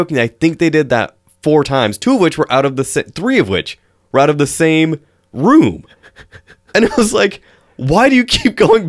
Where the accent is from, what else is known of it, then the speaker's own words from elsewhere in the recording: Washington, United States; Moose, like growing up in Eastern Washington, moose stand 8 feet at the shoulders and have 6 feet of antlers.